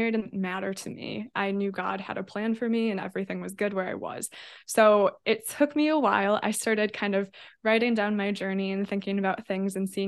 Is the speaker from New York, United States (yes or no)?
no; Fond du Lac, Wisconsin, United States; now in Milwaukee, United States; I was born in Fond du Lac, Wisconsin, then moved to Milwaukee for college